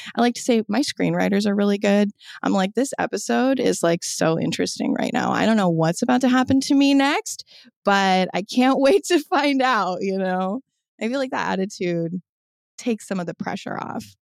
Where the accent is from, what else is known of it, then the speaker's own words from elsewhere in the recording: Omaha, Nebraska, United States; I was raised in Omaha, Nebraska